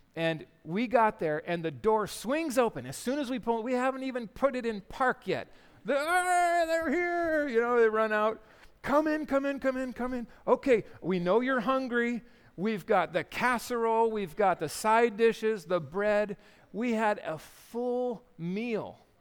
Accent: Yakima, Washington, United States; growing up in Yakima

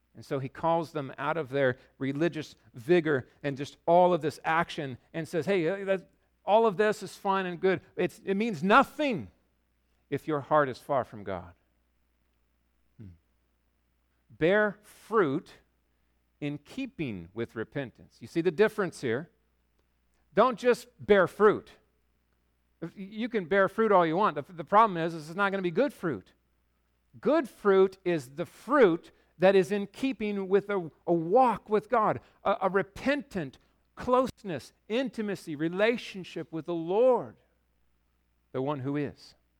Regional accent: Yakima, Washington, United States; now in Bellingham, United States; I grew up in Yakima

